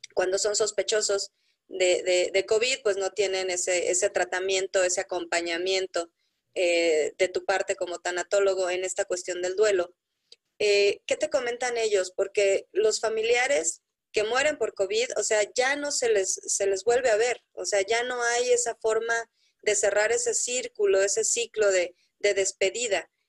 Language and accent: Spanish; Mexico; como mexicanos